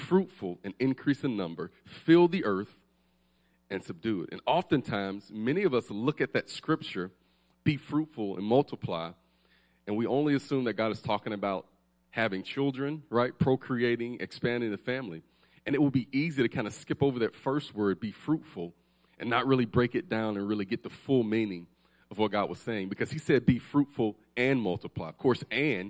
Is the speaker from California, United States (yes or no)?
no; Alabama, United States; We are from Alabama